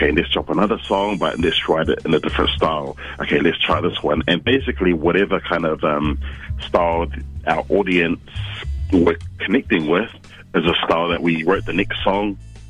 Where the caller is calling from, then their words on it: Wellington, New Zealand; Calling from Wellington.